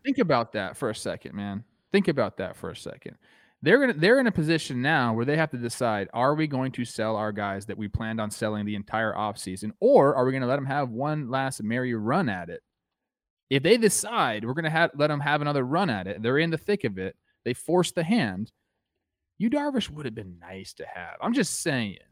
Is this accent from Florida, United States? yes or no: no; Castaic, California, United States; my hometown